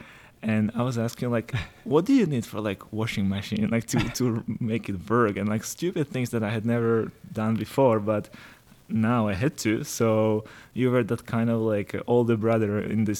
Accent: Slovakia; moved away as an adult; now in Dubai, United Arab Emirates; where are you from? I said, Slovakia

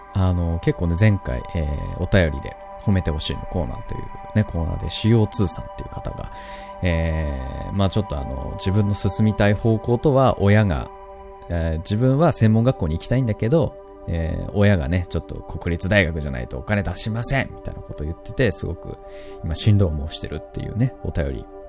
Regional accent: Kansai, Japan; accent: Kansai dialect; また関西弁出ちゃったけど。

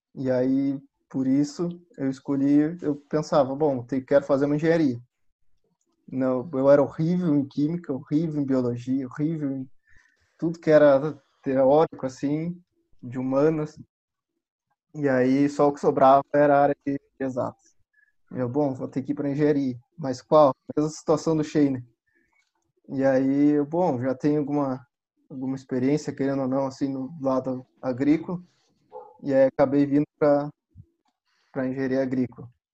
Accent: Camaquã, Rio Grande do Sul, Brazil; eu sou do interior de Camacuã, meus pais também são.

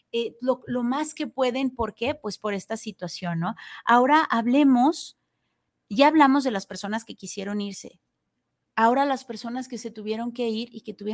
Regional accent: Mexico; qué me hace especial a mí, qué voy cargando, porque obviamente dejo aquí en mi país una parte de mi corazón, de mi ser

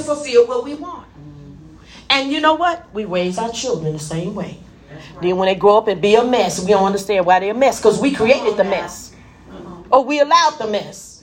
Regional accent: Memphis, Tennessee, United States; also born or lived in Gary, Indiana; now in Indianapolis, United States; I was born in Memphis.

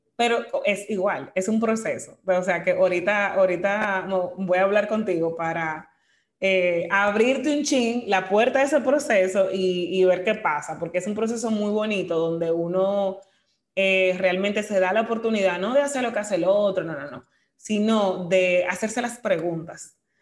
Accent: Dominican Republic; somos dominicanos, esa es nuestra nacionalidad, parte de nuestra identidad vivimos aquí, nacimos aquí, vivimos aquí

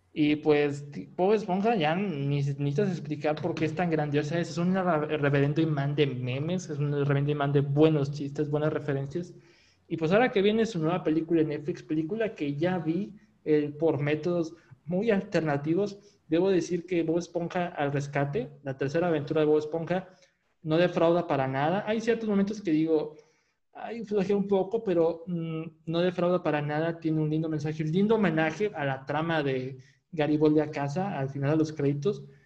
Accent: Monterrey, Nuevo León, Mexico; de donde soy, de Monterrey, Nuevo León, aquí en México

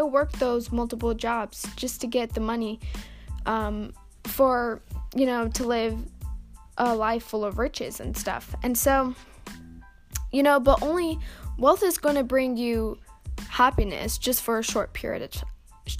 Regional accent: Houston, Texas, United States; I'm not from Australia. I'm from Texas. I'm a Texas gal. But yeah, I mean, I don't have a Texas accent, but I am from Texas, Houston, Texas.

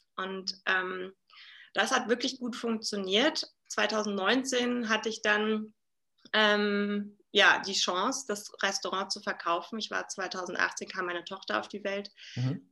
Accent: Berlin, Germany; now in Salzburg, Austria; Also ich komme ursprünglich aus Berlin, lebe aktuell in Salzburg

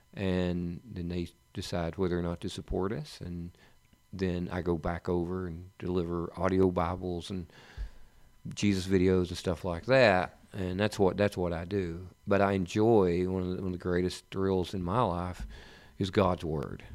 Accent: East Tennessee, United States; I grew up in the East Tennessee area

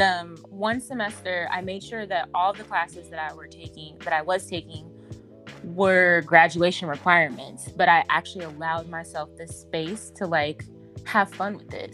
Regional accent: Seattle, Washington, United States; growing up in Seattle

